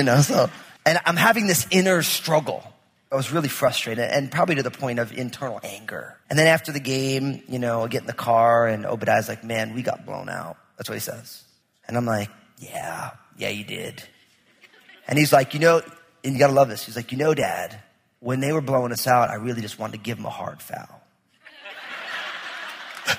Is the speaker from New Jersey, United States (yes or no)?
yes; New Jersey, United States; I'm from New Jersey